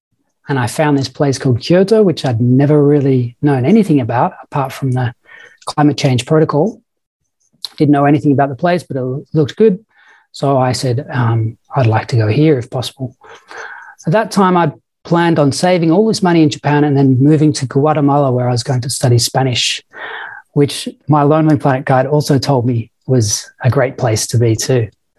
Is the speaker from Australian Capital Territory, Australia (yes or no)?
no; Victoria, Australia; accent: Australian; moved away as an adult; also born or lived in England; I should probably say firstly that I'm Australian. I've been here now for 15 years or so, so I've probably lost a bit of my Australian accent, but I am Australian. I was born in England